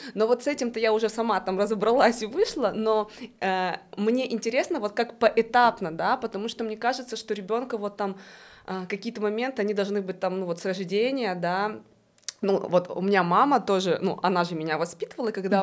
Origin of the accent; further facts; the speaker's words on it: Russia; moved away; я вообще из России